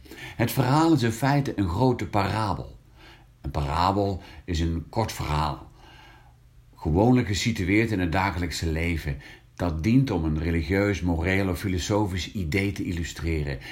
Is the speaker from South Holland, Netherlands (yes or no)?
no; Hank, North Brabant, Netherlands; het katholieke West-Brabantse dorpje Hank het dorpje waar ik geboren ben